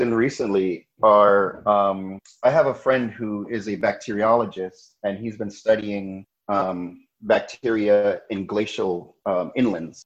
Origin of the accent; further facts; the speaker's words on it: New York City, New York, United States; also born or lived in Jamaica / Rochester, New York / Manhattan, New York / France; I was born in Jamaica. My family moved here when I was about 6 years old. Then I grew up in Brooklyn, New York